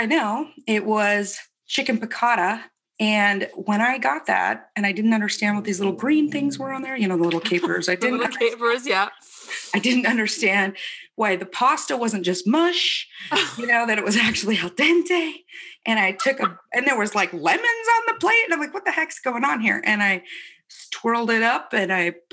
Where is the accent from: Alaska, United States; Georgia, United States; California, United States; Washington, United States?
Washington, United States; Spokane; In Spokane, North Spokane, on a ranch that my dad had